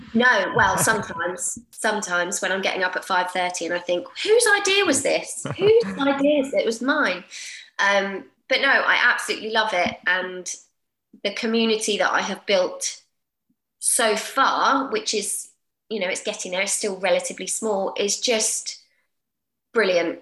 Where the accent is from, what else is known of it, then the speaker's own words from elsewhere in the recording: Portsmouth, South East England, United Kingdom; moved away as an adult; I was born in Portsmouth. So I am Portsmouth born and bred.